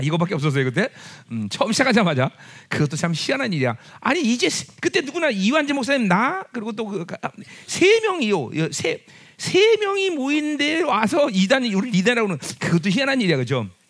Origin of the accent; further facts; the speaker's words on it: South Korea; 우리는 한국 사람이기 때문에